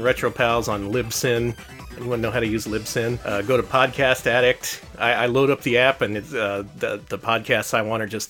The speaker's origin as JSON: {"language": "English", "town": "San Antonio", "region": "Texas", "country": "United States", "tie": "born there", "lives_now": "Austin, United States", "said": "I was born in San Antonio. I moved to Austin a few years back to go to UT."}